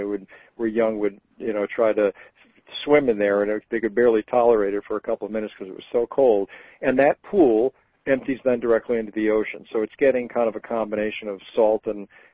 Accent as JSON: {"language": "English", "region": "Rhode Island", "country": "United States", "tie": "born or raised there", "moved": "yes", "said": "I grew up in Rhode Island"}